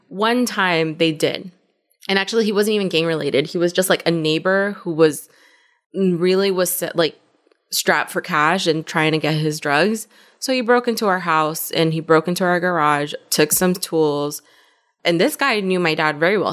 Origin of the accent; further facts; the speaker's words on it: Compton, California, United States; moved away as an adult; also born or lived in Culver City, California / Inglewood, California; now in Austin, United States; I'm from L A," but in more specific terms, Compton. I originally was born in Culver City